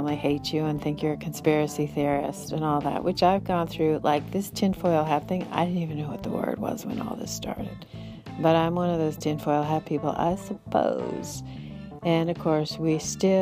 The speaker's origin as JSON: {"language": "English", "area": "Bay Area", "region": "California", "country": "United States", "tie": "born or raised there", "said": "I grew up in the Bay Area"}